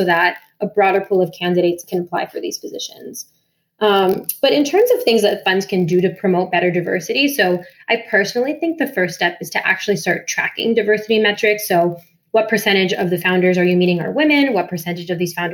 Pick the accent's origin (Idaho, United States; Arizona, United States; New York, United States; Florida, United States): Florida, United States; Miami; moved away; I'm from Miami originally